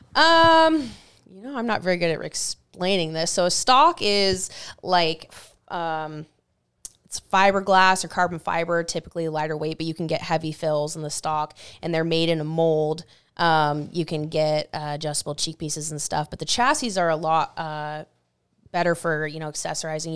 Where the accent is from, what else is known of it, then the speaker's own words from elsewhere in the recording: Stanwood, Washington, United States; I'm here from Stanwood. I grew up by haven't really spent much time at all outside of Stanwood